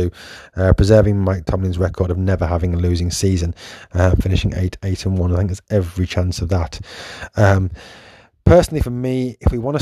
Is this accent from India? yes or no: no; England, United Kingdom; I was born in England